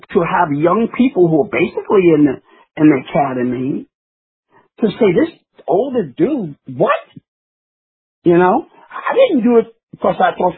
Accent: New York, United States; I'm a New Yorker

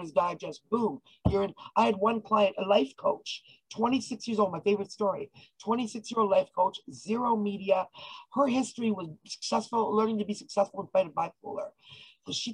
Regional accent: Canada; I'm Canadian

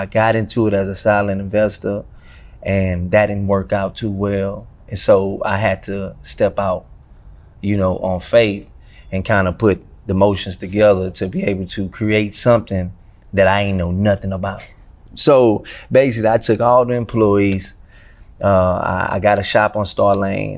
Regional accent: Houston, Texas, United States; I'm from Houston, North Side to be exact

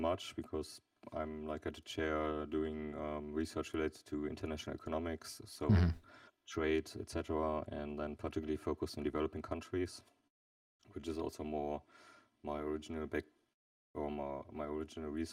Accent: Germany; I'm from Germany

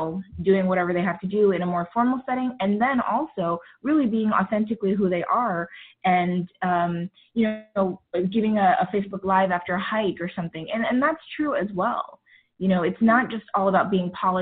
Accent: New York, United States; I am of Indian descent, and growing up, I grew up in New York

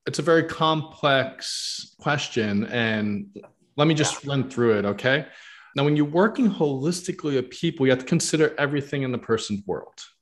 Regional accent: New York, United States; where I grew up in New York

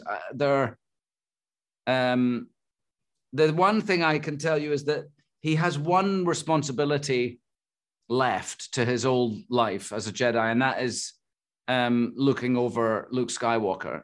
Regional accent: Scotland, United Kingdom; I'm Scottish

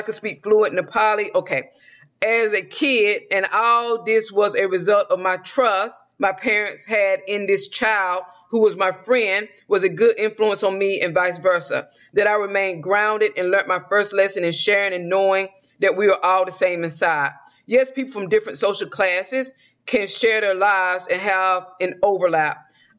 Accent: the South, United States; accent: southern; Okay, I do not need to be pronouncing these words with my southern accent.

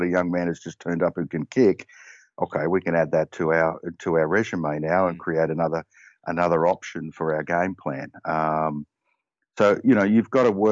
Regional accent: Australia; now in Connecticut, United States; like any Aussie

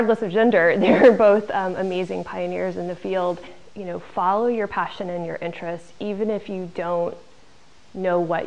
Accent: Illinois, United States; I grew up in the Midwest. I grew up in Illinois in a small farm community

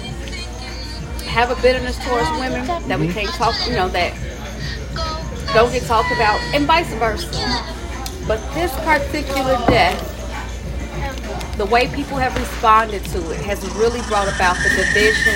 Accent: Kansas City, United States; growing up in Kansas City

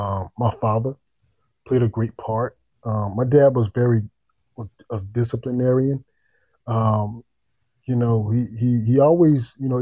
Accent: Tacoma, Washington, United States; born there; Like you said, I was born in Tacoma, Washington.

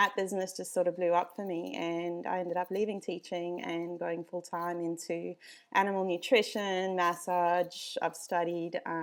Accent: South Africa; now in Australia; I grew up in South Africa, if you can't hear the accent.

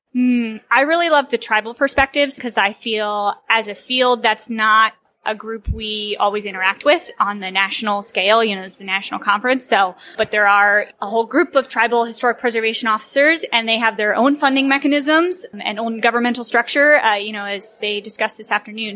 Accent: Virginia, United States; I grew up in a historic town in Virginia

